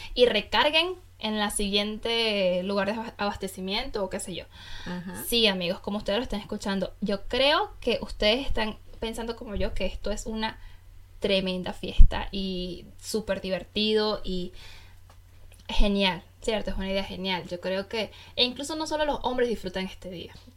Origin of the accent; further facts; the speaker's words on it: Venezuela; now in Germany; yo como buena venezolana soy amante del café